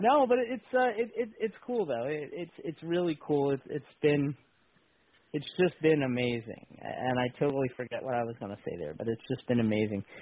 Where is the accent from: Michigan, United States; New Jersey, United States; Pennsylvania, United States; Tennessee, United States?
Pennsylvania, United States; Bensalem; where I grew up in Ben Salem